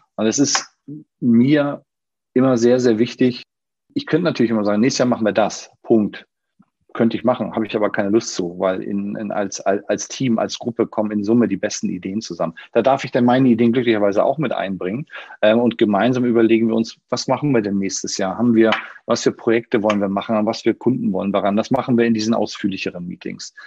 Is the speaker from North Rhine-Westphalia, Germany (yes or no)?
no; Schleswig-Holstein, Germany; now in Hamburg, Germany; Auch ich bin gebürtiger Schleswig-Holsteiner, aber das ist schon eine Ecke her, dass ich, äh, dass ich dort gelebt habe